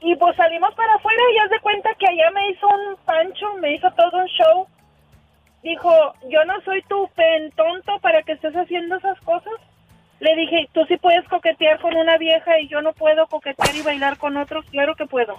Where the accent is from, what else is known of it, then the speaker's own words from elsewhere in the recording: Matamoros, Tamaulipas, Mexico; las de Matamoros